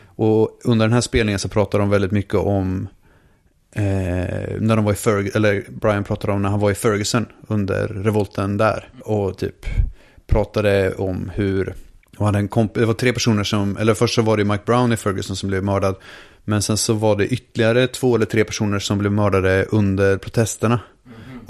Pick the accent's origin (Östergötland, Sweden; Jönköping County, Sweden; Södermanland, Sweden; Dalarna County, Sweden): Östergötland, Sweden; Linköping; Vi är från Linköping båda två